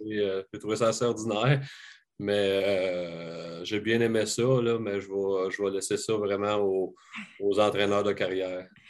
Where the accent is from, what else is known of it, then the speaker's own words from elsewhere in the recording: Sorel, Quebec, Canada; j'ai grandi à Sorel, puis j'ai joué pour les, les mariniers de, de, de, Sorel